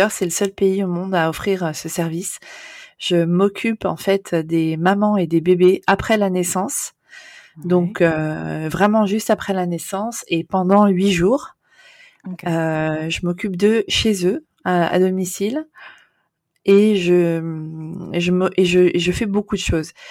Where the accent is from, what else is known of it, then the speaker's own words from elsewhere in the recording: Amsterdam, North Holland, Netherlands; et je suis mariée avec un Néerlandais qui est en fait mon amour de jeunesse puisque j'ai grandi à Amsterdam.